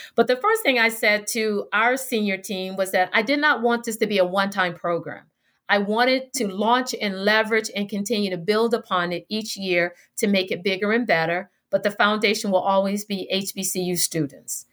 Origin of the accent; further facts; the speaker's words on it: Tallahassee, Florida, United States; growing up in Tallahassee